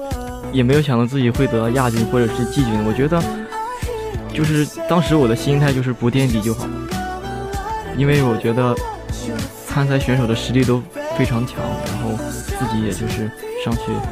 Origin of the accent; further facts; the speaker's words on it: Tai'an, Shandong, China; 我家是山东泰安的。